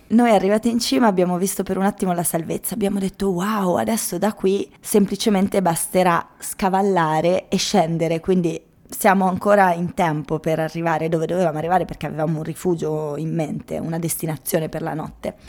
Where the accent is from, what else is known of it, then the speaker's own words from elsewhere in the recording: Trentino-Alto Adige, Italy; io essendo trentina